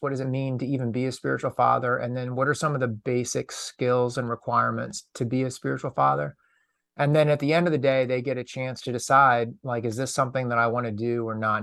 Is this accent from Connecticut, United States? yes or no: no; Lexington, Massachusetts, United States; I grew up outside of Boston